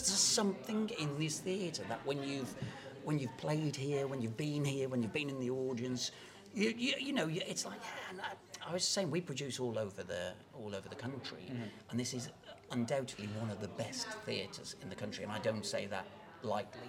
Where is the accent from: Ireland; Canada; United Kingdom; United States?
United Kingdom; Telford, West Midlands; I'm a local lad, relatively. I'm from Telford, so yeah. my mom used to bring me here when I was a kid.